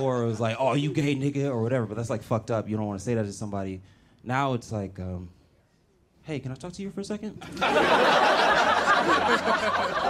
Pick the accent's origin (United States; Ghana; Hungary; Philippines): United States; Los Angeles, California; I'm from Los Angeles, born and raised